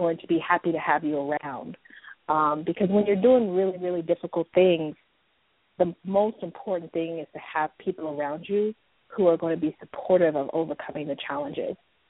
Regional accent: Oakland, California, United States; I grew up in Oakland, California

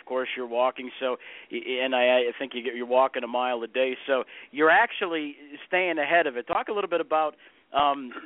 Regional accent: Gary, Indiana, United States; I grew up in Gary, Indiana

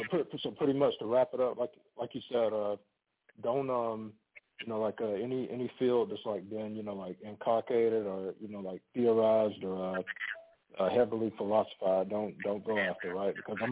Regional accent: Florida, United States; moved away as an adult; now in Las Vegas, United States; I'm out of Las Vegas, Nevada, but I'm originally from Florida. I'm out here because I'm in the military. I'm a reservist in the military, and this is where my unit is at.

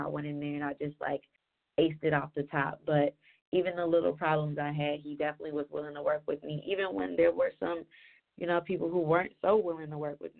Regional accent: Cincinnati, Ohio, United States; now in Atlanta, United States; I'm originally from Ohio, Cincinnati, that is. And I've been in Atlanta for 7 years now

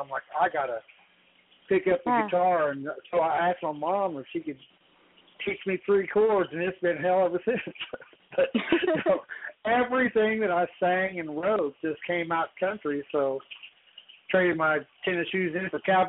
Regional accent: Topeka, Kansas, United States; I'm from Topeka, Kansas.

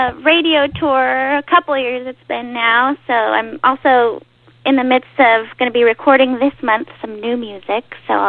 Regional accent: Central California, United States

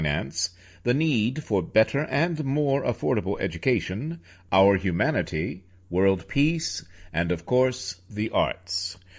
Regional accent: New York, United States; I am a director from New York

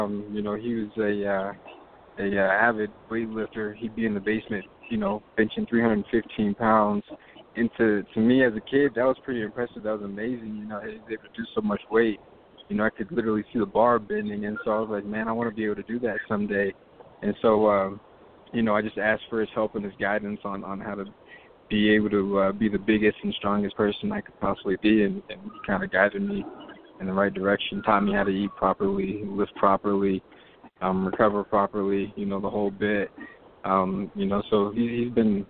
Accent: Denver, Colorado, United States; I'm a bodybuilder from Colorado, Denver, Colorado, born and raised

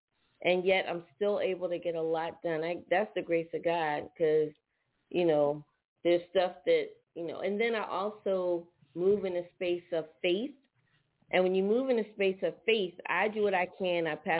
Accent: Philadelphia, Pennsylvania, United States; Well, one thing about Philly is when you're up top, it's just something about being up top, whether it's Philly, Jersey, New York.

